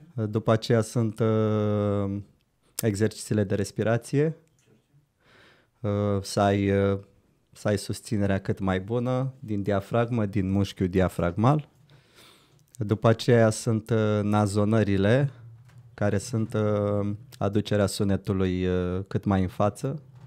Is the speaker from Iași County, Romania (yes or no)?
no; Brăila, Brăila County, Romania; moved away as an adult; now in Bucharest, Romania; Băiat venit din Brăila